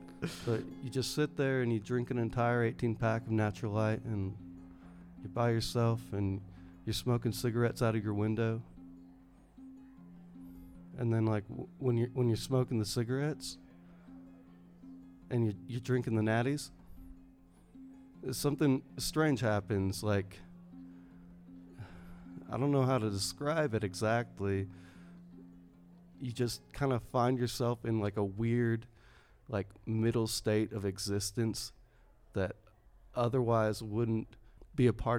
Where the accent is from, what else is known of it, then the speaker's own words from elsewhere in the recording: Tri-Cities, Washington, United States; now in Ogden, United States; I lived my adolescence in the Tri-Cities.